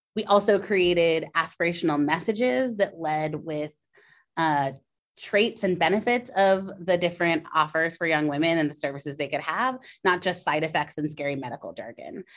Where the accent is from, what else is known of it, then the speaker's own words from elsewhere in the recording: California, United States; now in New York, United States; my home state of California.